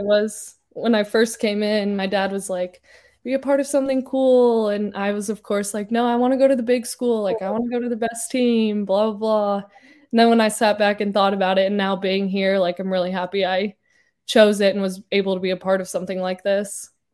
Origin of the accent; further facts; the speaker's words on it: Littleton, Colorado, United States; moved away; there wasn't much beach growing up in Colorado